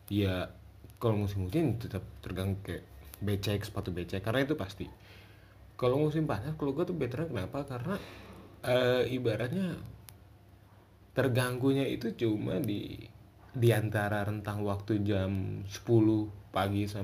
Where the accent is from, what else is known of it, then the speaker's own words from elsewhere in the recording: Bogor, West Java, Indonesia; gue kan dari Bogor ya Bogor tuh dibilang kota hujan tapi sebenarnya sebenarnya bukan Bogor kota hujan yang benar tuh Cisarua kota hujan